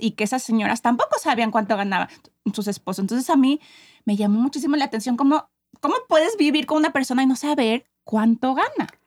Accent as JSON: {"language": "Spanish", "country": "Mexico", "said": "como buenos latinoamericanos y mexicanos"}